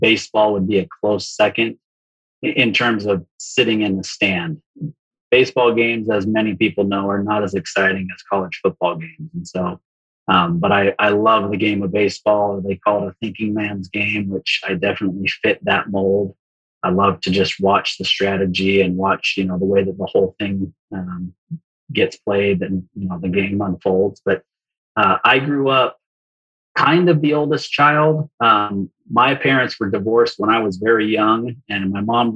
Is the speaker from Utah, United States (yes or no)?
yes; Provo, Utah, United States; I grew up just outside of Salt Lake City, Utah, in Provo